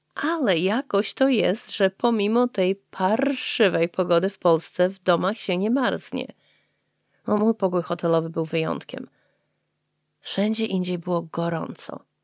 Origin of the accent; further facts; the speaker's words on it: Poland; now in Japan; To moje korzenie są z Polski. Moja rodzina jest z Polski